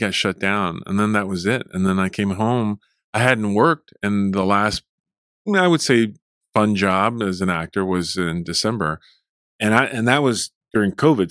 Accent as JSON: {"language": "English", "town": "Fort Worth", "region": "Texas", "country": "United States", "tie": "born or raised there", "also_born_or_lived": "Mexico / Abilene", "second_language": "English", "said": "I grew up in Fort Worth"}